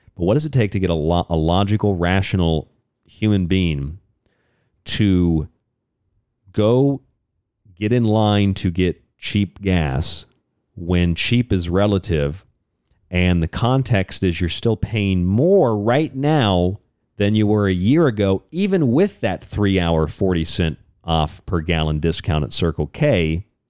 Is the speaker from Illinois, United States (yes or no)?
no; Florida, United States; I grew up in Florida